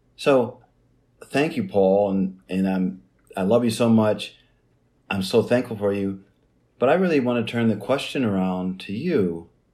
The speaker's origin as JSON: {"language": "English", "town": "Jacksonville", "region": "Midwest", "country": "United States", "tie": "born or raised there", "also_born_or_lived": "an Indian reservation", "moved": "yes", "said": "growing up in Jacksonville, you know, a small farm town in the Midwest"}